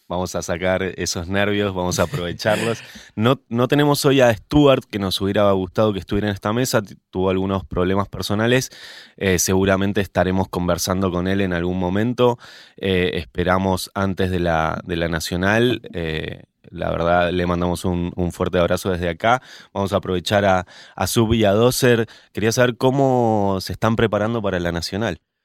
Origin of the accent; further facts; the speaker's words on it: Mendoza, Argentina; yo como mendocino que soy